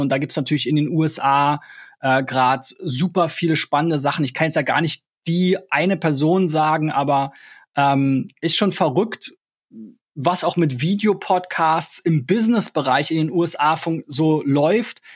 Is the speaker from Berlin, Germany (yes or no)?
yes; Berlin, Germany; ich bin ja in Berlin geboren, ich habe mich immer als Berliner bezeichnet